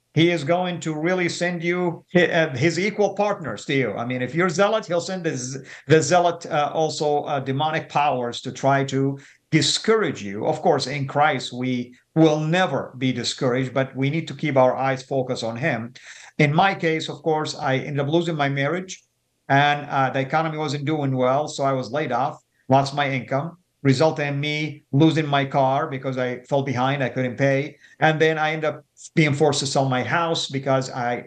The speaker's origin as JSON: {"language": "English", "country": "Saudi Arabia", "tie": "born or raised there", "moved": "as an adult", "lives_now": "United States", "said": "people knew I was a Muslim and I was from Saudi"}